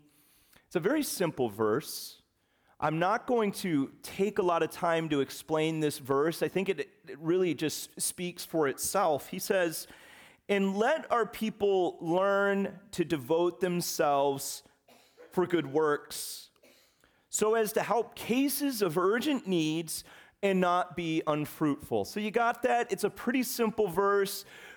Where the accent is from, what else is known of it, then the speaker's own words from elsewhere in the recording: West Virginia, United States; born there; We come from the Appalachian Mountains. My parents, they were raised in West Bygosh, Virginia, almost heaven. And I was born in West Virginia. My extended family is from West Virginia.